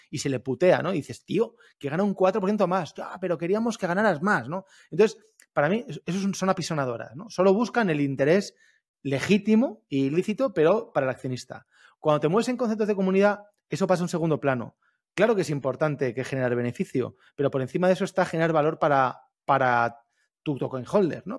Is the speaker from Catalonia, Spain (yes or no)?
no; Alicante, Valencian Community, Spain; yo soy de Alicante